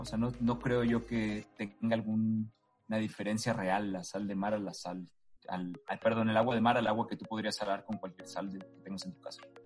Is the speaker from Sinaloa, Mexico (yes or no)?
yes; Los Mochis, Sinaloa, Mexico; yo, soy sinaloense, entonces soy de... Todo Sinaloa es costa, yo soy de Los Mochis, Sinaloa. Y Los Mochis, Sinaloa, aparte de que tomábamos agua a la llave desde que yo era chico